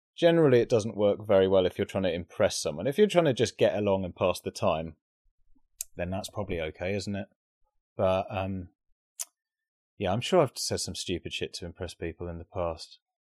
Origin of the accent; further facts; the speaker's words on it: United Kingdom; being British